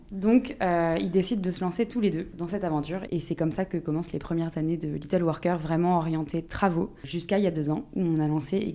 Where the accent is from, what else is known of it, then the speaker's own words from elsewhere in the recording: Brittany, France; je suis bretonne d'origine